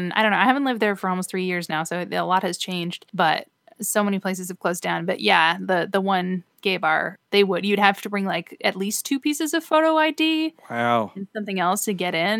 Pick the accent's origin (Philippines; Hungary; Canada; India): Canada; Halifax, Nova Scotia; moved away as an adult; now in Burbank, United States; So I came from Halifax, Nova Scotia, is where I used to live before I moved to Burbank, California.